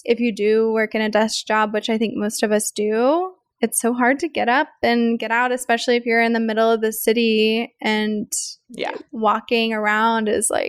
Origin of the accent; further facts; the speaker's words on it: the Ozarks, United States; I grew up in the Ozarks. So the Ozarks are really all these beautiful big trees everywhere. And the neighborhood that I lived in, we just had trees on all the streets.